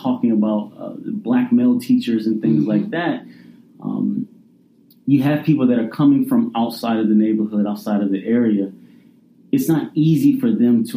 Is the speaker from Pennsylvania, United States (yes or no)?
yes; Philadelphia, Pennsylvania, United States; I grew up in Hunting Park in North Philadelphia